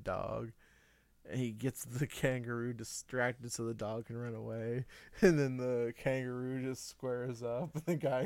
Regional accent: United States; We are American.

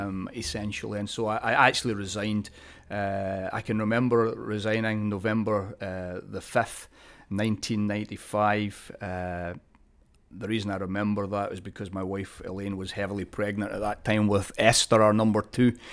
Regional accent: Glasgow, Scotland, United Kingdom; now in California, United States; I'm Scottish. Uh, Yeah, I was born in the city of Glasgow

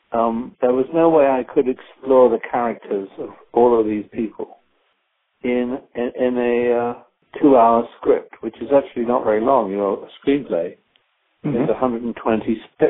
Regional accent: United Kingdom; now in United States; I come from Britain, where the National Health Service is in a state of collapse

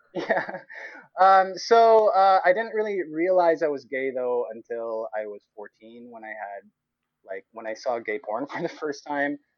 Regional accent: Cebu, Central Visayas, Philippines; moved away as an adult; now in Halifax, Canada; I am Filipino Canadian. I grew up in Cebu

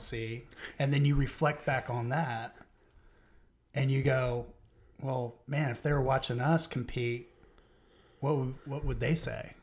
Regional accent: Florida, United States; I'm from Florida.

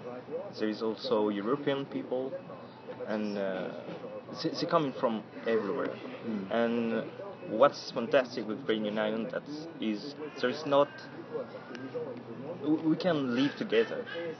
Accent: France; born there; English is a second language; So for me, I was born in France. And I move a lot because my father was military

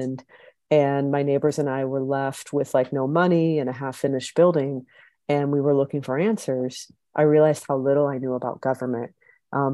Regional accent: Columbus, Ohio, United States; moved away as an adult; now in Chicago, United States; I am originally from Columbus, Ohio, but found myself in Chicago after an AmeriCorps position

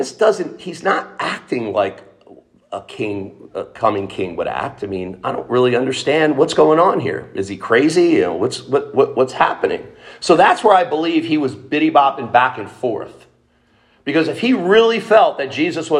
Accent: Trenton, New Jersey, United States; I grew up in Trenton

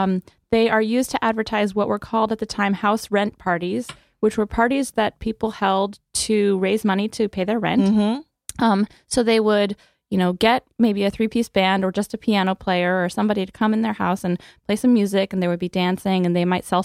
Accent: Midwest, United States; I grew up in the Midwest. I came to Yale for undergraduate, mm-hmm.

